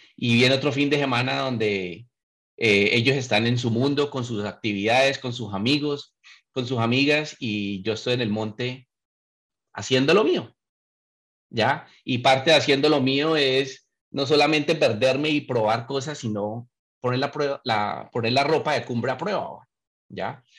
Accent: Colombia; moved away; he vivido fuera muchos años. nací allá y lo viví

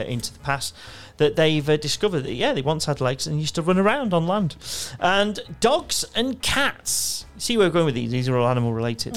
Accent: United Kingdom; as British sort of kids

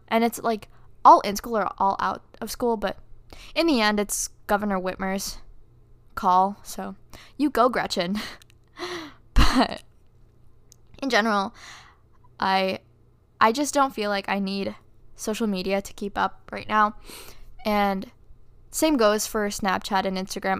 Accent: Philippines; moved away; I'm from the Philippines, and I have family back there

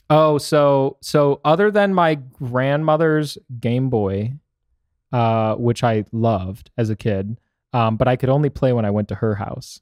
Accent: Michigan, United States; now in Arizona, United States; Growing up in Michigan was really interesting because you get all four seasons

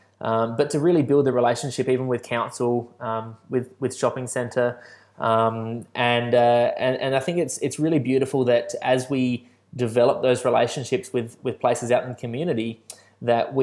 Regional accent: Balaklava, South Australia, Australia; now in Adelaide, Australia; the country town I grew up in Balaclava

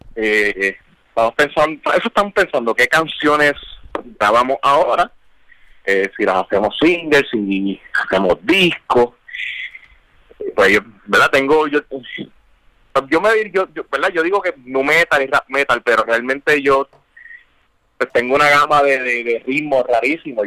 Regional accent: Puerto Rico; Siendo puertorriqueño

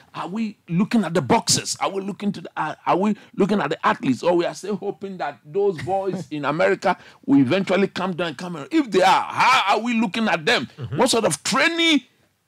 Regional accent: Ghana; as a Ghanaian

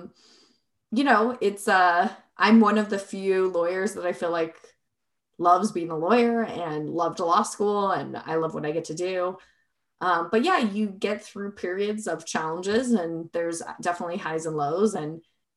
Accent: Arizona, United States; now in Colorado, United States; I'm originally from Arizona

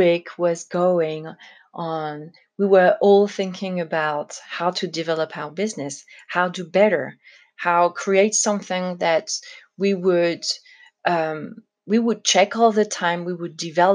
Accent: France; for a French person, it was kind of a shock

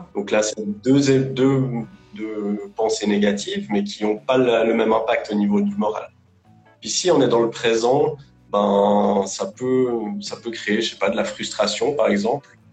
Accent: Lausanne, Vaud, Switzerland; je, je, bosse en Suisse, à Lausanne. Je suis suisse d'origine, j'ai toujours vécu euh, ici

